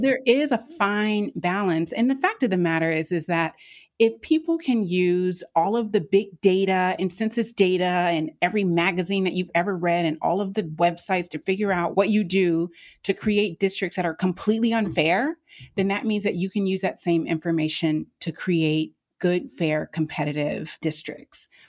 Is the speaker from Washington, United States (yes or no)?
no; North Carolina, United States; I'm from North Carolina